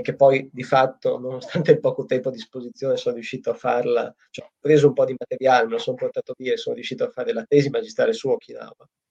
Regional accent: Italy; moved away as an adult; now in Japan; il mio paese è l'Italia

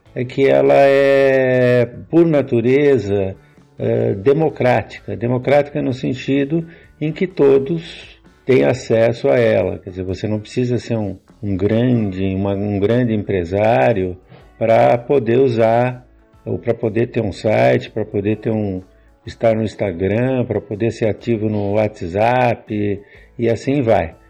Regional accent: Jaú, São Paulo, Brazil; Eu sou de Jaú, aqui do interior de São Paulo

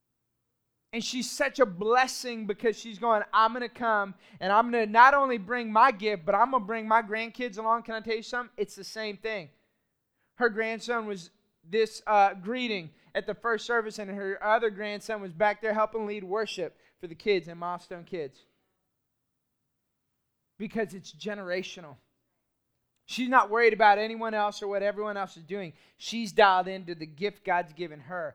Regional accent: Austin, Texas, United States; I grew up in Austin, Texas

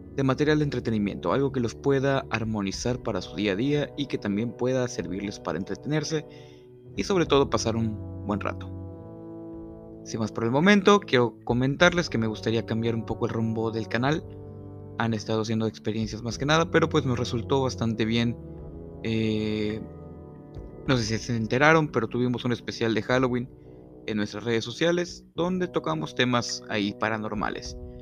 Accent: Mexico; todos hemos estado expuestos como mexicanos a ciertas creencias y tradiciones

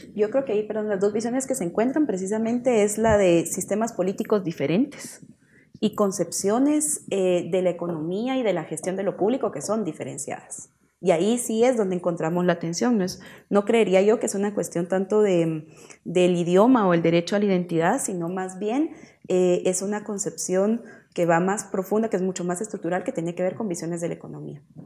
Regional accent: Guatemala; en nuestro país, en Guatemala

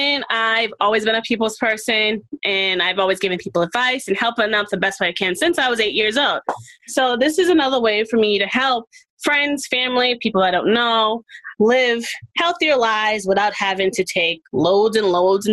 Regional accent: Boston, Massachusetts, United States; now in Marlborough, United States; I am from Boston, Massachusetts. I was born in Boston, Massachusetts, but I live in Marlboro, Mass.

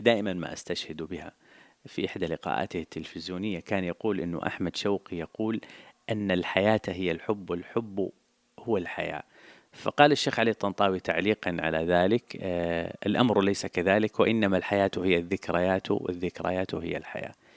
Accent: Jeddah, Makkah Province, Saudi Arabia; ولدت في الحجاز ونشأت في الحجاز تحديدا في حي في مدينة جدة اسمه حي الشرفية

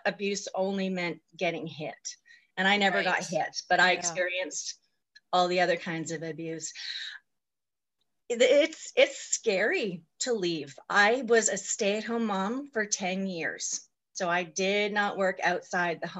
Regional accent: Vancouver Island, British Columbia, Canada; also born or lived in Okanagan Valley, British Columbia; I was born on Vancouver Island, also in British Columbia, in 1968. I am definitely in midlife. I am currently 52. I lived on the island until 1999

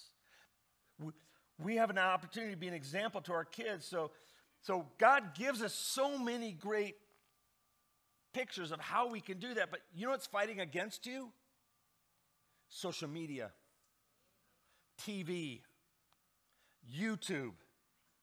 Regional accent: Indianapolis, Indiana, United States; I grew up in Indianapolis

